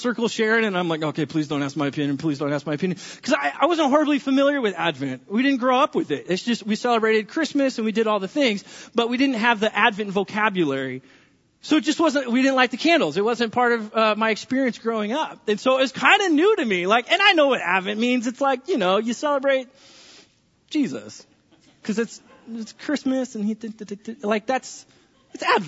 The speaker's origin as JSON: {"language": "English", "region": "California", "country": "United States", "moved": "yes", "lives_now": "Linden", "said": "I'm from California"}